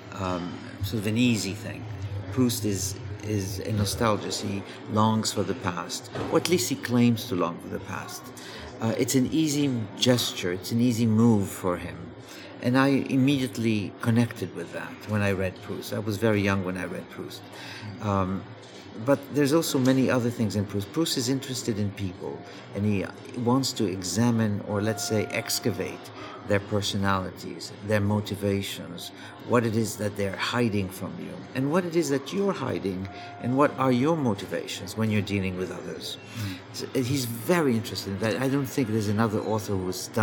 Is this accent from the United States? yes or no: no; Egypt; moved away; my life in Egypt, growing up in Egypt